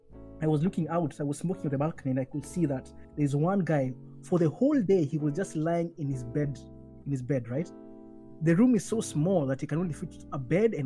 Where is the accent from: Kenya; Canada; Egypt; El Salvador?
Kenya; now in Kyushu, Japan; at least as a Kenyan